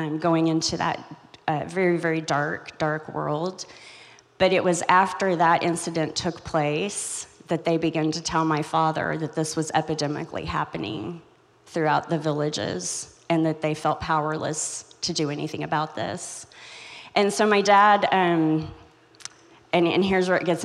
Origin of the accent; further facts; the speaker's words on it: Joplin, Missouri, United States; I'm from Joplin, Missouri. I was raised in Joplin, Missouri, so just in your backyard